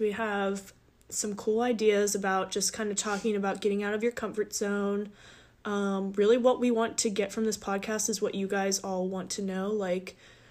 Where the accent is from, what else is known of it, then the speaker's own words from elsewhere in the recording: Ohio, United States; moved away as an adult; also born or lived in Pennsylvania / Florida; now in Tennessee, United States; I was born in Pennsylvania, went to high school and college in Ohio